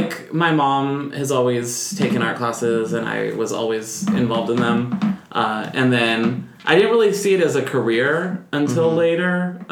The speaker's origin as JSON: {"language": "English", "area": "Orange County", "region": "California", "country": "United States", "tie": "born or raised there", "also_born_or_lived": "Florida / Chicago", "lives_now": "Los Angeles, United States", "said": "Born and raised in Orange County."}